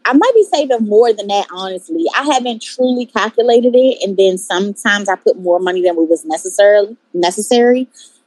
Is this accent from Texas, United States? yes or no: no; Maryland, United States; moved away as an adult; now in New York, United States; I was like, Maryland.